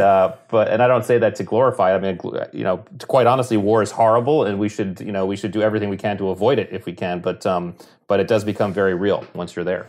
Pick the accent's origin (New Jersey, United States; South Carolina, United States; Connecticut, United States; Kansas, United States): Connecticut, United States; we grew up in Connecticut on the coast